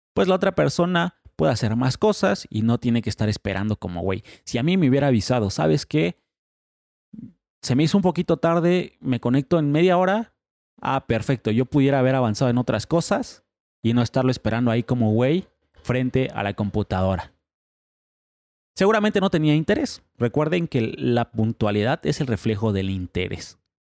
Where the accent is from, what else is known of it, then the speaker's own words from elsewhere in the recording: Mexico; en México somos sumamente impuntuales